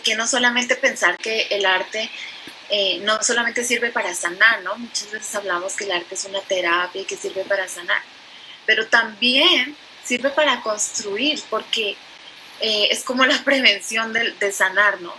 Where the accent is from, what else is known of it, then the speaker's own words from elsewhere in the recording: Colombia; moved away as an adult; soy colombiana, llevo más o menos 20 años viviendo aquí